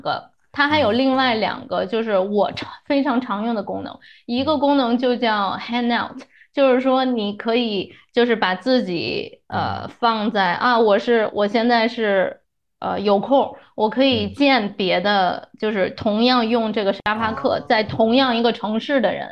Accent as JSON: {"language": "Chinese", "region": "Beijing", "country": "China", "tie": "born or raised there", "moved": "as an adult", "lives_now": "Chicago, United States", "said": "因为我是北京人"}